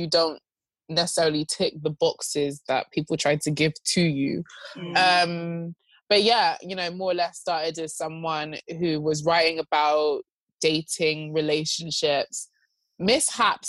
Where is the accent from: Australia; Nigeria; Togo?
Nigeria; I'm Nigerian